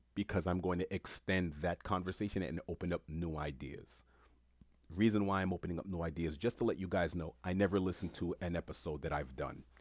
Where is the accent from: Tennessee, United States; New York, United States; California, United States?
New York, United States; New York City; Where I grew up in Queens